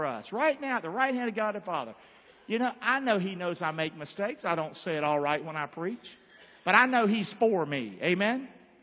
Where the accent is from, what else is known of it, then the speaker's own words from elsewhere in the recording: Rockingham, North Carolina, United States; I'm from Rockingham